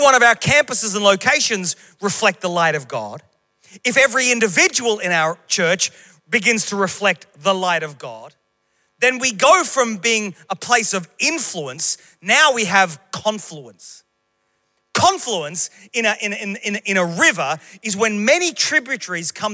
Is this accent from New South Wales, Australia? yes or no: no; Queensland, Australia; moved away as an adult; Queensland, my home state